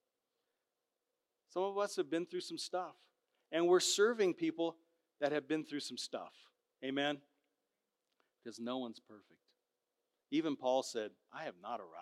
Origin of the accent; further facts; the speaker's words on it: Southern California, United States; moved away; I grew up in Southern Cal